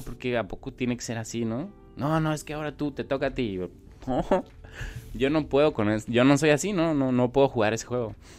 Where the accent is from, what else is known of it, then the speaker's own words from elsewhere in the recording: Mexico City, Mexico; now in Tijuana, Mexico; nací en la Ciudad de México, pero pues de dónde soy, de dónde vivo. Entonces la realidad es que soy de Tijuana aunque no haya nacido aquí y demás, aquí me he formado, pues tengo ya 20 años aquí.